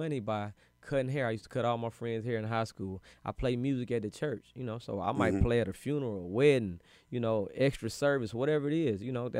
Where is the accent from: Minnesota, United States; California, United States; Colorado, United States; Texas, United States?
California, United States; also born or lived in Germany; I've been moving all my life. So, but I really say I'm from the Bay, because that's where I spent all my high school years. That's where I got all my game from.